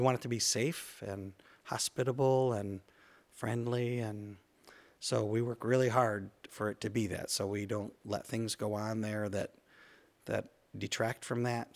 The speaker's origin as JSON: {"language": "English", "town": "Jackson", "region": "Michigan", "country": "United States", "tie": "born or raised there", "also_born_or_lived": "Indiana", "moved": "as an adult", "lives_now": "Albion, United States", "said": "I grew up in Jackson, Michigan, and, uh, Jackson High School graduate"}